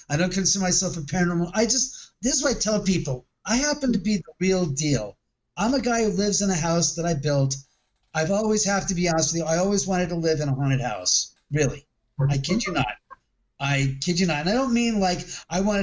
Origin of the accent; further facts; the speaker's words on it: Los Angeles, California, United States; the house I grew up in Bel Air